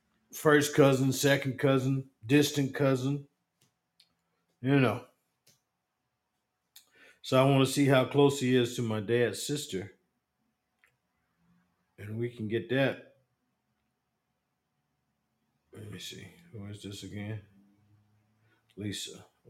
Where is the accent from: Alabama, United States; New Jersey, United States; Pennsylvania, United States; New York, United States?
New York, United States; Bronx; moved away as an adult; also born or lived in Asheville, North Carolina; I was born in Asheville, North Carolina, but raised in Boogie Down Bronx, New York. I spent many of my summers in Asheville with my grandparents